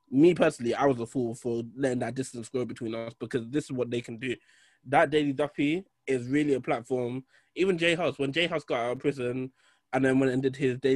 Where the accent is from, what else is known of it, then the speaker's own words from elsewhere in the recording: Birmingham, West Midlands, United Kingdom; I'm from Birmingham, bro. 0121.